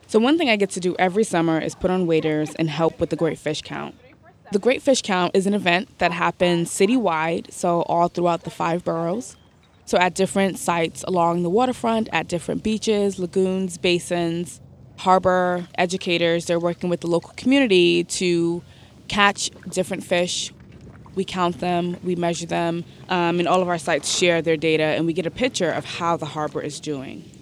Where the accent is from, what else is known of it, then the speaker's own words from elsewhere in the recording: New York City, New York, United States; I grew up in Bed-Stuy, Brooklyn, which is not a location that is along the waterfront